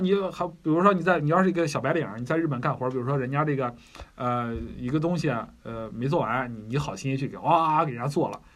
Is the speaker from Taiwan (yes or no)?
no; China; 我们中国人